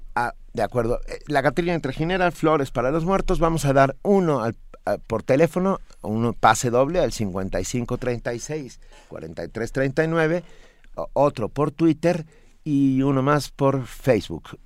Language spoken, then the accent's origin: Spanish; Mexico; los mexicanos también lo decimos